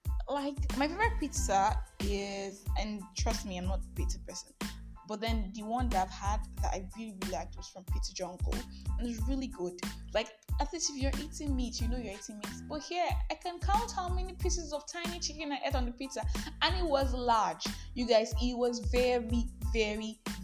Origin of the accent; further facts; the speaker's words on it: Nigeria; I am the Nigerian Christian …